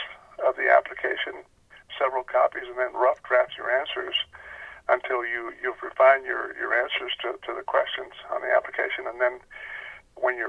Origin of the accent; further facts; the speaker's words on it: South Texas, United States; moved away as an adult; also born or lived in Northern Virginia; I was from Texas